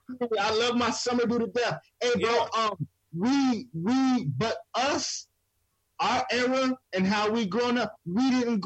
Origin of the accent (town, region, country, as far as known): New York, United States; born or raised there